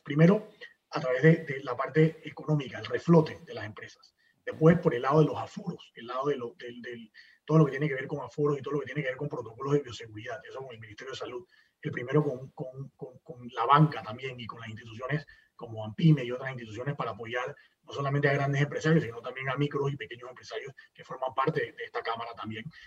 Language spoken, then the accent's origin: Spanish; Panama